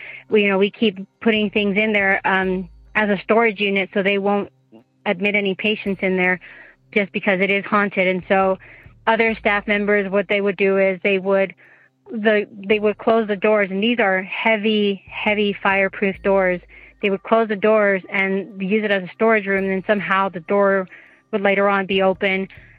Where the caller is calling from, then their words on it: Utah, United States; I'm calling from Utah.